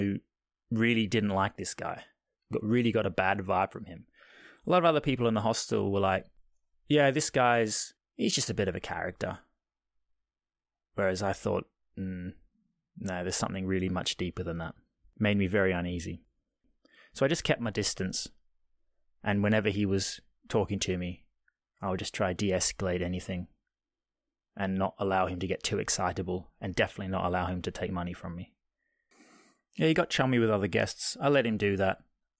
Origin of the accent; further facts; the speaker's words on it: Australia; which is probably slightly a byproduct of growing up in Australia anyway.